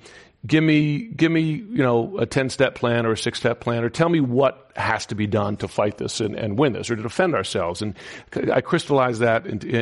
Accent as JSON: {"language": "English", "country": "United States", "also_born_or_lived": "Washington", "said": "I live in Washington, and as an American"}